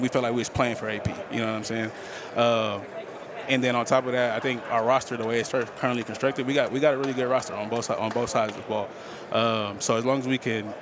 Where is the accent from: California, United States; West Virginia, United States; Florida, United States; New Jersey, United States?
California, United States; Bay Area; now in Las Vegas, United States; I'm from the Bay Area, so I was, you know, there when we was in Oakland